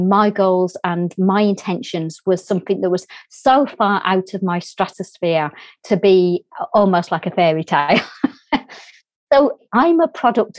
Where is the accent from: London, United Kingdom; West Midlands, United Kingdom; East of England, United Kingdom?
West Midlands, United Kingdom; Birmingham; accent: English; As you can hear from my accent, I'm English. I was brought up in a inner city area in England called Birmingham.